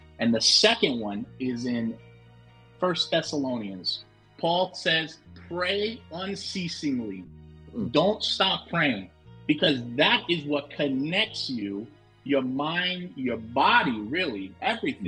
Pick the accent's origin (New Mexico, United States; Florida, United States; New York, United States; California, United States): Florida, United States; Hollywood; moved away as an adult; also born or lived in Washington, D.C.; now in Kansas, United States; I was born in Hollywood, Florida